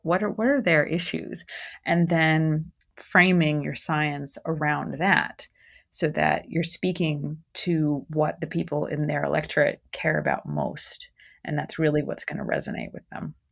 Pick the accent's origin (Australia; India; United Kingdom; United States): United States; New Jersey; moved away as an adult; also born or lived in New Mexico; I grew up in New Jersey